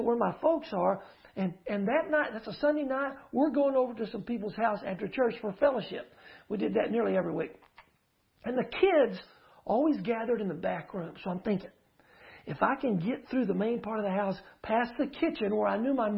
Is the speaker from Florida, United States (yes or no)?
no; Uvalde, Texas, United States; also born or lived in Houston; I grew up in Uvalde, but I was a small child in Houston